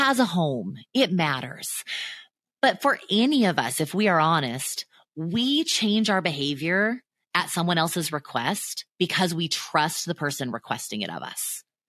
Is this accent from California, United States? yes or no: yes; near Disneyland, Southern California, United States; also born or lived in Chicago; I grew up near Disneyland